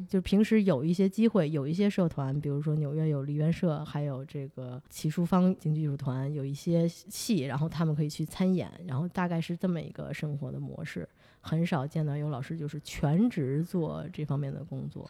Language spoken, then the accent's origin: Chinese; Beijing, China; now in New York, United States; 我作为一个北京人嘛